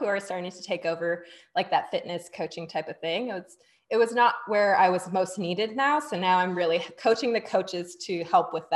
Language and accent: English; Singapore; I'm from Singapore